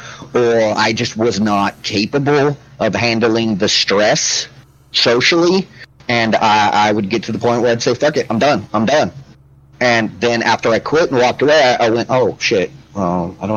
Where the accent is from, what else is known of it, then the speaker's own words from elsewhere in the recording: Milton-Freewater, Oregon, United States; moved away; that was what I considered to be my hometown